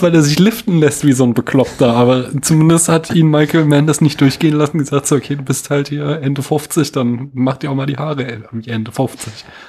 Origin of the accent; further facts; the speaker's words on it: Central Hesse, Germany; Ich bin ja so Mittelhesse